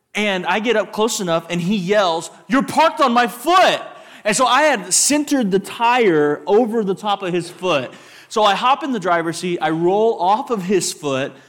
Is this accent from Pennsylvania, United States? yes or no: no; West Texas, United States; a West Texas raised man.